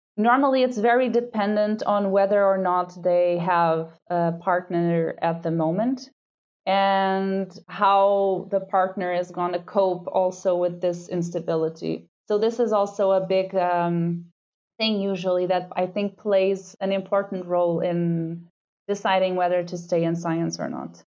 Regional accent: Lisbon, Portugal; moved away as an adult; now in Vienna, Austria; So I did all my studies in Lisbon. It's my hometown.

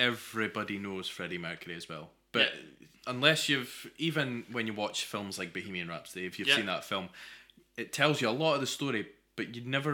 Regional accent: Scotland, United Kingdom; as Scottish people who love music

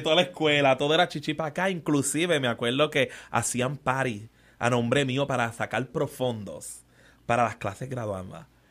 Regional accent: San Juan, Puerto Rico; also born or lived in Trujillo Alto, Puerto Rico / United States; soy criado en Barrio Obrero

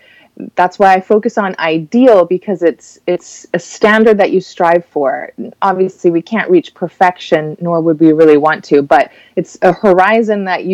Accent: Cayman Islands; moved away as an adult; now in Miami, United States; I'm from the Cayman Islands

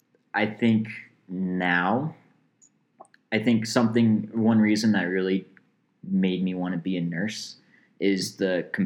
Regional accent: Canada; I am Canadian, Max.

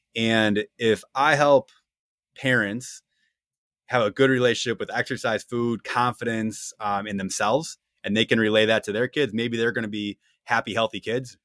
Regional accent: Wisconsin, United States; two Wisconsin people in the room

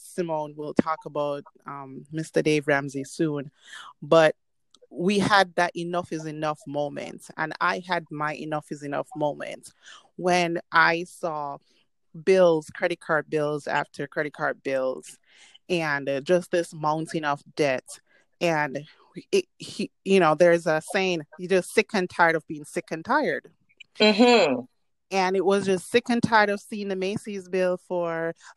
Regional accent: Jamaica; moved away; we're from Jamaica. So when we came to this country

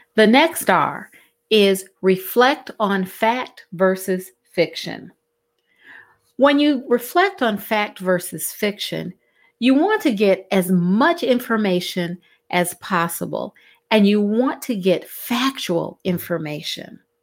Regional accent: Cleveland, Ohio, United States; moved away as an adult; now in Southeast Georgia, United States; I'm originally from Cleveland, Ohio. And in Cleveland, Ohio, um, I learned to navigate snowstorms

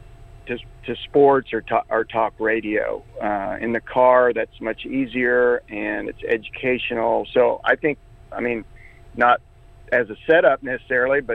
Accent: Norman, Oklahoma, United States; I grew up in Norman

